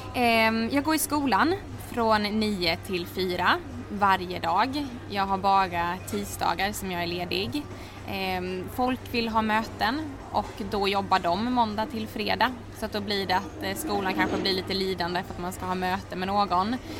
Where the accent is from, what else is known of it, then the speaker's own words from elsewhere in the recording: Halmstad, Halland County, Sweden; moved away as an adult; also born or lived in Oslo, Norway; now in Stockholm, Sweden; Jag är född och uppvuxen i Halmstad